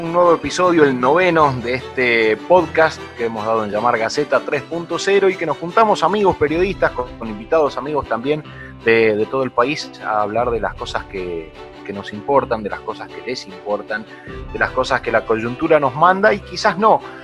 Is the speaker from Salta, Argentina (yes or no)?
yes; Salta, Argentina; en Salta, de donde soy yo